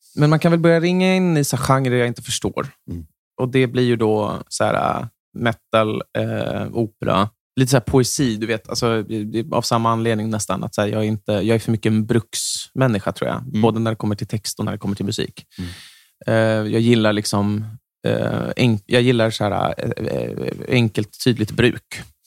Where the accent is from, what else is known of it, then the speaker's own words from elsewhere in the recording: Järna, Stockholm County, Sweden; varannan helg då har jag vuxit upp i Järna